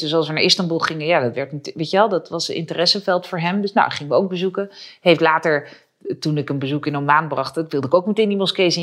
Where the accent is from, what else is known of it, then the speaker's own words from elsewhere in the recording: Utrecht, Netherlands; ik ben zelf geboren in Utrecht